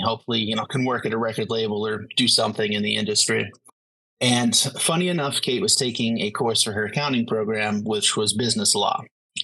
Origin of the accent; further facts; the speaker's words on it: Northeast Pennsylvania, United States; moved away as an adult; now in Dallas area, United States; I was raised in Northeast Pennsylvania